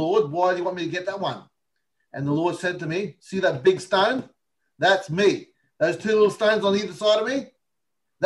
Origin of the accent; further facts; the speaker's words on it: Australia; I was born in Australia, but my background is Italian